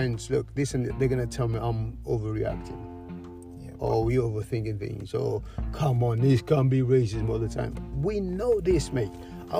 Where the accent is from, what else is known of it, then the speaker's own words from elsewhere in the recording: Cape Verde; also born or lived in Europe; Home, Cape Verde Islands, Cabo Verde. Yeah, that was when I went home.